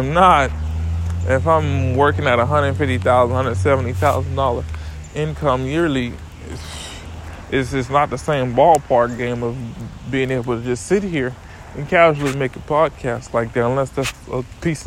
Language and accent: English; St. Thomas, U.S. Virgin Islands; From St. Thomas, I'm from the Virgin Islands